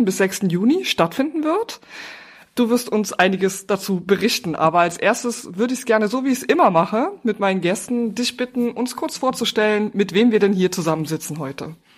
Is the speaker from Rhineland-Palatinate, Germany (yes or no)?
yes; Trier, Rhineland-Palatinate, Germany; now in Berlin, Germany; Ich komme aus Trier und bin geflüchtet nach Berlin